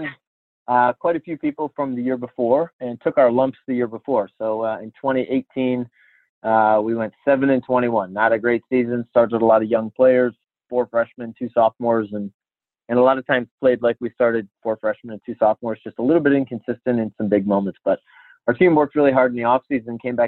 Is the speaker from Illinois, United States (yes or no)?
yes; Illinois, United States; moved away as an adult; also born or lived in Stockton, California; I'm from Illinois originally